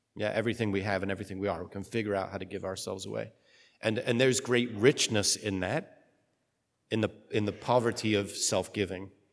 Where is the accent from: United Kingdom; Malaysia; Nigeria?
United Kingdom; I'm British